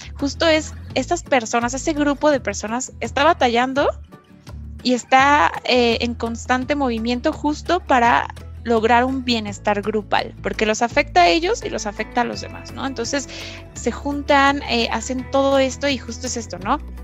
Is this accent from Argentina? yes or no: no; Mexico; nacimos en México